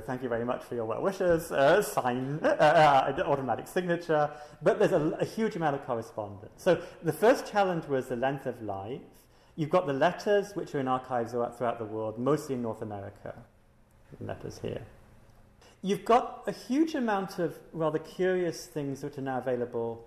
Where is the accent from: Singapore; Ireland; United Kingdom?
Singapore; I'm from Singapore